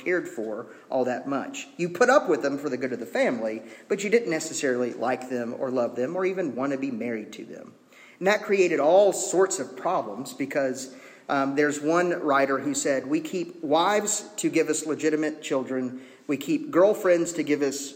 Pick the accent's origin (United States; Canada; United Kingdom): United States; as American citizens